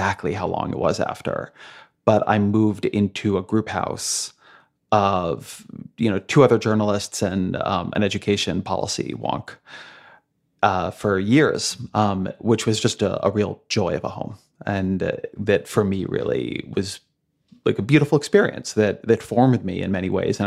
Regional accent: Irvine, California, United States; also born or lived in Washington, D.C.; now in New York, United States; I grew up in Irvine, which is very suburban.

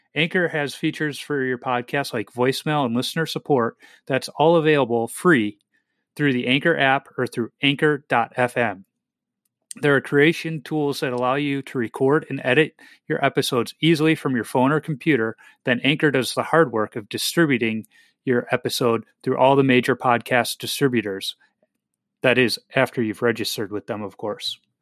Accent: Chicago, Illinois, United States; also born or lived in Minnesota; growing up in the '80s in Chicago

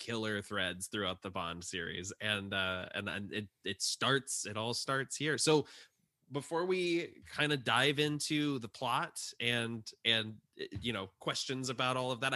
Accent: Panama City Beach, Florida, United States; I grew up in Panama City Beach.

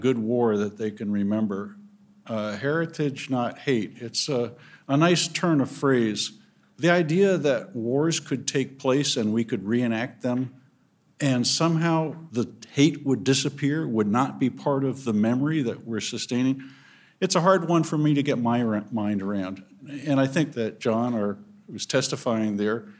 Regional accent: New England, United States; I'm from New England

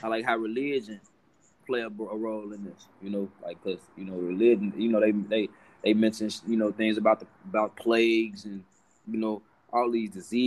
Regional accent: Chicago, Illinois, United States; I'm from Chicago

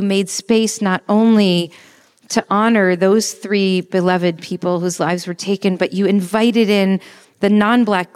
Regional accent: New Jersey, United States; also born or lived in New York; now in Los Angeles, United States; I'm a New Yorker. I'm from New Jersey, honestly, truth be told. But I lived in New York for 12 years, the formative years

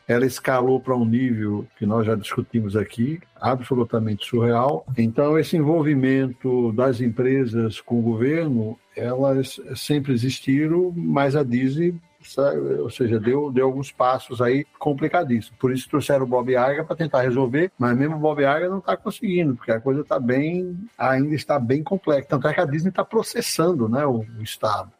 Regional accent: Northeast Region, Brazil; eu sou nordestino

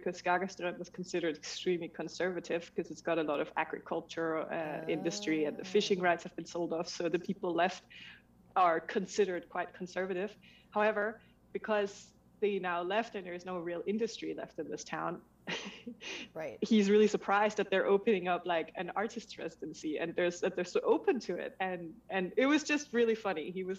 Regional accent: Denmark; moved away as an adult; also born or lived in Switzerland; I was born in Denmark and then I eventually moved to Switzerland, where I married a Swiss man and moved to a tiny, tiny town where in the mountains

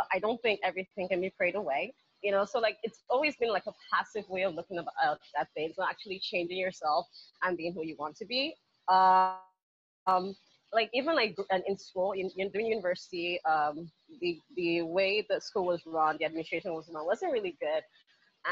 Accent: Nigeria; Growing up in Nigeria

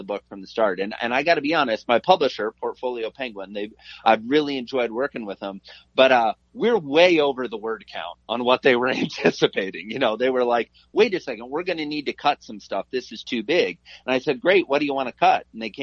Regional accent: Iowa, United States; I'm a Midwestern kid. I grew up in Iowa.

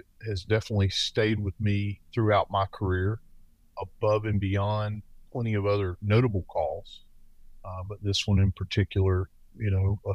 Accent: the South, United States; accent: Southern; moved away; I currently work in the Northwest, but I'm from the South, as you may detect from my accent

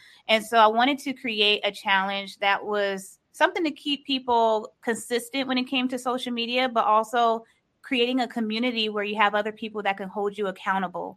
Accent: Los Angeles, California, United States; I am from California, Los Angeles

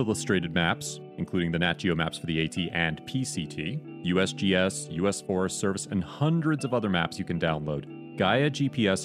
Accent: Pennsylvania, United States; I grew up in Pennsylvania, so most of my childhood I grew up hiking on the rocks

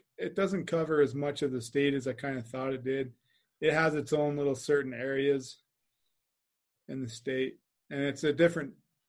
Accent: Idaho, United States; now in Utah, United States; growing up in Idaho

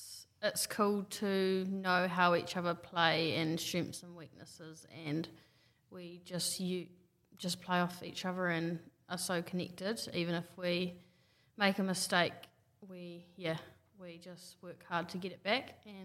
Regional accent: Taranaki, New Zealand; So I grew up in Taranaki

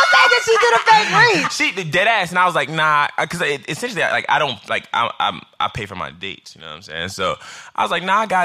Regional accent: Midwest, United States; Like I'm from the Midwest, so essentially we court by nature.

